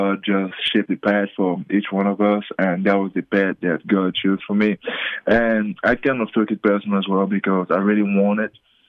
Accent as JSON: {"language": "English", "country": "Cameroon", "also_born_or_lived": "Australia / Las Vegas", "moved": "yes", "said": "I'm the first from Cameroon"}